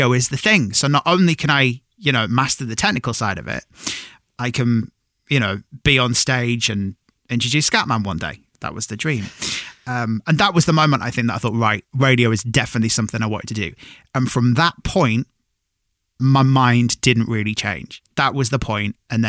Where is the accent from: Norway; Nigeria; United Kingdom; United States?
United Kingdom; Cumbria, North West England; moved away; I'm from Cumbria originally